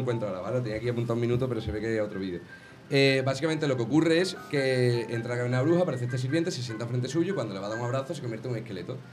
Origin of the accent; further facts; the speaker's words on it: Jerez de la Frontera, Andalusia, Spain; yo que soy de Jerez